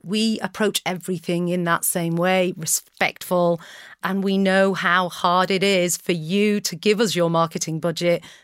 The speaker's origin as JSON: {"language": "English", "region": "North Wales", "country": "United Kingdom", "tie": "born or raised there", "also_born_or_lived": "Naples, Italy / Flint", "moved": "as an adult", "lives_now": "Manchester, United Kingdom", "said": "I, I grew up in North Wales. My parents moved when I was three"}